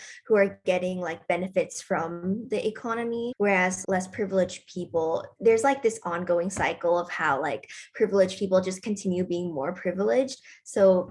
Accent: Bangkok, Thailand; I'm from Bangkok, Thailand. I'm 17.

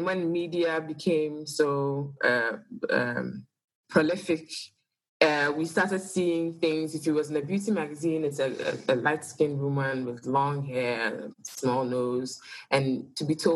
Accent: Ghana; now in Accra, Ghana; I am Ghanaian

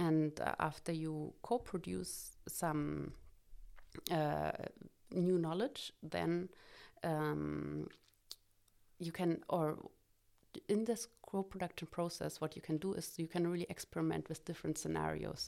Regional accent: Cottbus, Brandenburg, Germany; I was born in Cottbus

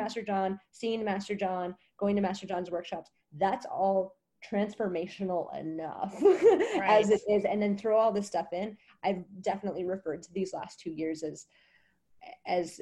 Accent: Wisconsin, United States; moved away as an adult; also born or lived in New Orleans; now in Costa Rica; I'm from Wisconsin. I had 18 years of the freezing cold tundra.

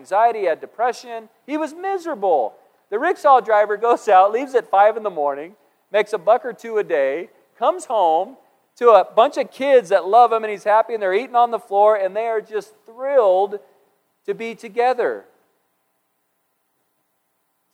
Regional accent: United States; I'm an American

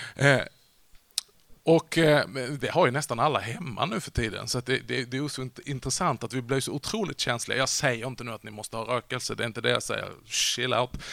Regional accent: Vollsjö, Skåne, Sweden; Jag växte upp i världsmetropolen Vollsjö. Det ligger lite norr om Sjöbo, söder om Hörby

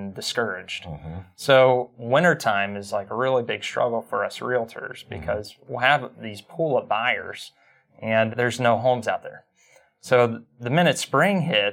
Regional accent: Mason, United States; was born and raised in Mason, 31 years old.

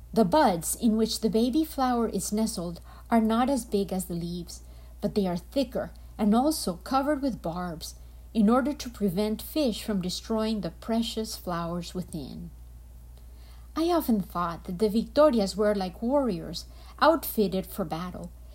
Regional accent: Colombia; I am from Colombia

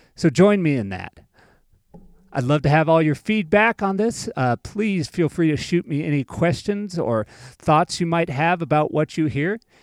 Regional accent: Loveland, Colorado, United States; this is actually my hometown. I lived here from 1996 to 2003, so I have deep roots here. I'm a product of Bill Reed Middle School and the pride of Thompson Valley High School, class of 2002.

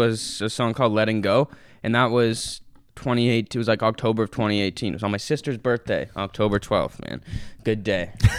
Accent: Toronto, Ontario, Canada; from Toronto, like who's

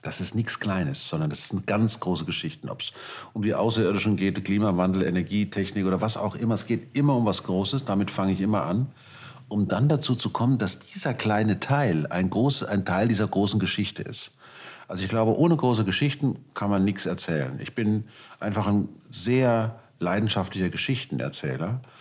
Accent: Germany; als Deutscher

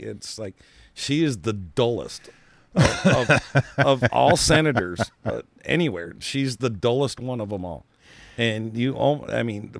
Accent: Hawaii, United States; I'm from Hawaii. I live out in the middle of the ocean, and you know, whatever.

